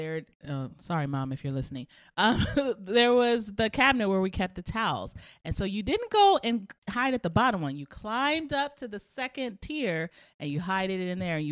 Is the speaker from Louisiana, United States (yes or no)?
no; Southern California, United States; I grew up in SoCal